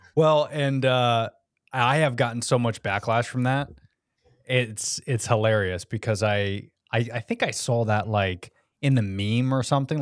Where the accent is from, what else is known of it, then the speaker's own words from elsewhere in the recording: United States; now in Florida, United States; I love being American